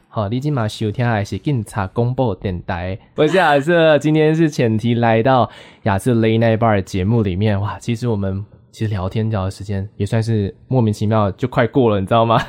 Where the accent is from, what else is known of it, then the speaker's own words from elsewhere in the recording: Taichung, Taiwan; now in Taipei, Taiwan; 我是台中人